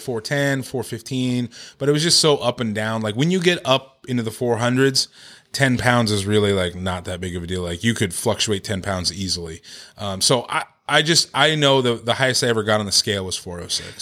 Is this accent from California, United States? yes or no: yes; Victorville, California, United States; also born or lived in Orange County; I grew up in Victorville, Hesperia area, um, the high desert